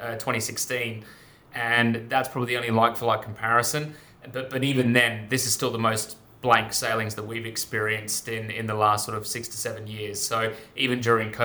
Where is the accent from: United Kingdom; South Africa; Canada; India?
United Kingdom; England; now in Sydney, Australia; I'm also English